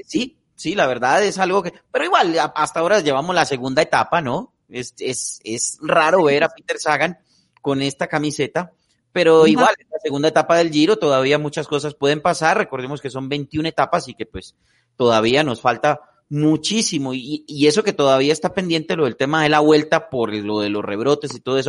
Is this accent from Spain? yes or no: no; Tolima, Colombia; Yo, que soy tolimense o pita de corazón y de nacimiento